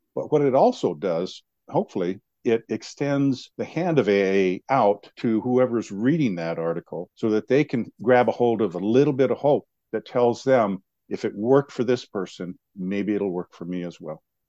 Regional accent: Montana, United States; now in Helena, United States; I was born and raised on a reservation

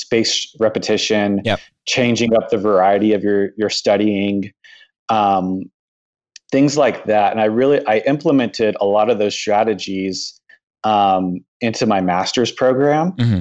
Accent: San Antonio, Texas, United States; my hometown in San Antonio

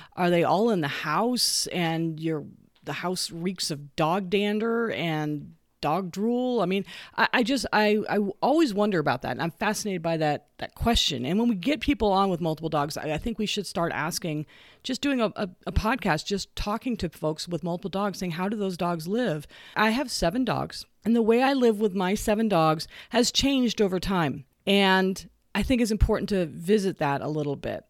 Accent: the West, United States; I grew up here in the West

